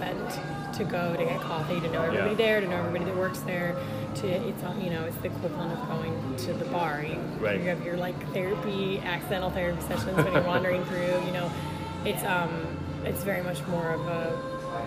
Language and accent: English; New Orleans, Louisiana, United States; I'm from New Orleans